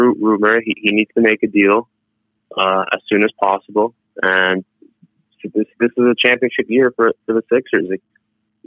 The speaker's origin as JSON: {"language": "English", "town": "Toronto", "region": "Ontario", "country": "Canada", "said": "I'm from Toronto"}